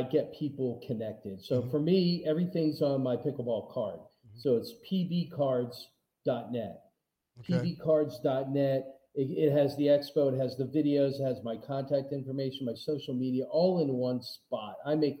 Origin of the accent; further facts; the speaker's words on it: Philadelphia, Pennsylvania, United States; now in Las Vegas, United States; I'm from Philly